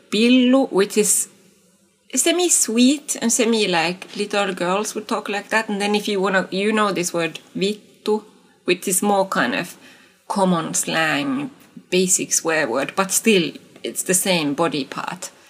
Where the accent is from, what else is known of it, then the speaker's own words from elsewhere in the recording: Eastern Finland, North Karelia, Finland; I am from Kola slash Pohjois-Karjala, so Eastern Finland.